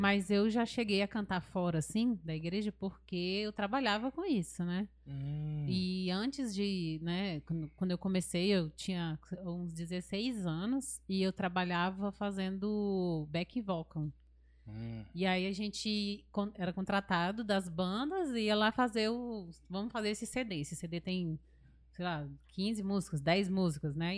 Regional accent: Ceará, Brazil; moved away; eu amo o Ceará

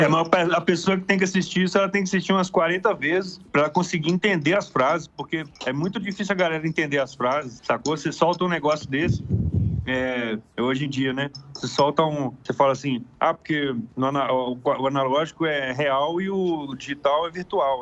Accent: Brazil; eu sou brazuca

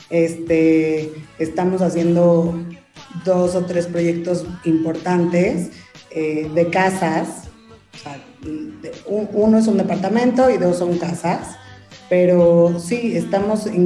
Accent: Mexico; Y más porque soy mexicana y amo ser mexicana y creo que nosotros tenemos esa cultura y esa raíz de, de, de la cocina.

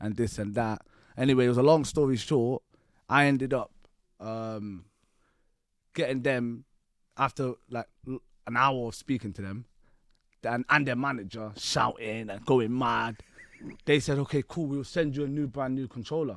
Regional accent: Bristol, South West England, United Kingdom; also born or lived in London; I was born in London, but I moved to Bristol when I was a child. Grew up in the area while I was a kid

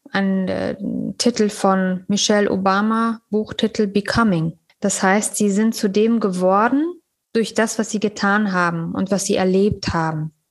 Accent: Afghanistan; Das sagen wir so in unserem afghanischen Kulturgebrauch. Wir nennen niemals den Namen ohne die Endung John, weil das gilt bei uns als respektlos.

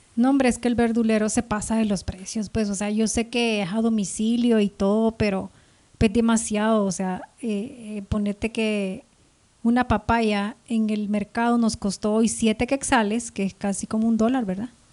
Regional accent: El Salvador; now in Guatemala; mi pueblo queda tan cerca de aquí, son tres horas

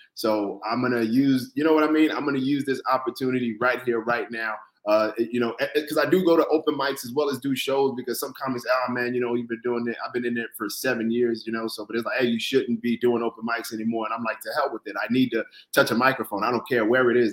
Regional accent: Florida, United States; moved away as an adult; also born or lived in Brooklyn, New York; now in New York, United States; born in Brooklyn, but raised in Florida

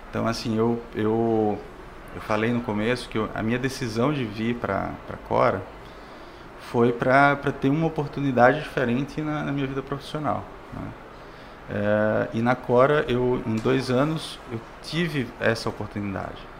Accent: Pernambuco, Brazil; also born or lived in Natal / João Pessoa / Espírito Santo; now in Fortaleza, Brazil; Eu, eu sou pernambucano, morei em Natal, morei em João Pessoa, no Espírito Santo

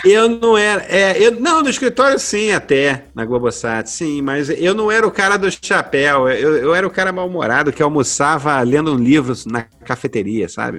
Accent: Rio de Janeiro, Brazil; Eu cresci em Jacarepaguá

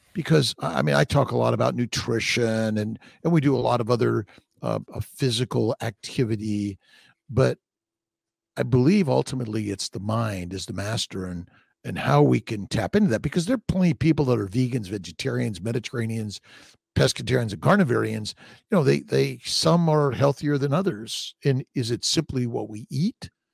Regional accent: Los Angeles, California, United States; I'm from Los Angeles

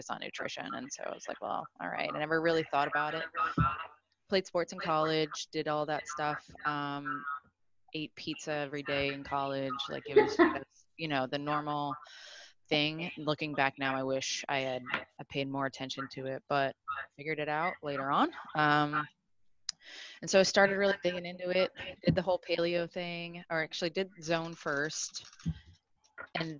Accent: Cleveland, Ohio, United States; moved away as an adult; also born or lived in New York; not born and raised in Cleveland, Ohio

